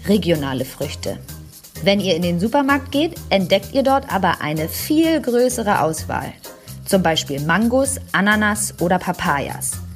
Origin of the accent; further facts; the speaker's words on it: Germany; bei uns in Deutschland